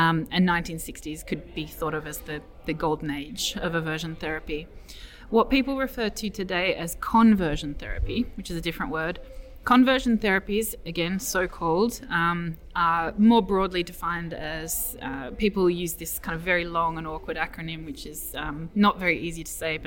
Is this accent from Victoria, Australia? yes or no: yes; Melbourne, Victoria, Australia; now in Edinburgh, United Kingdom; I come from Melbourne originally.